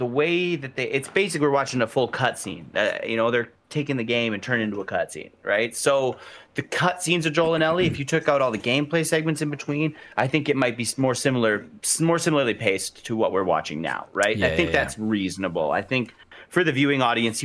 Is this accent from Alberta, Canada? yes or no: yes; Alberta, Canada; We're from Alberta. We're the oil and gas. We're the Texas of Canada.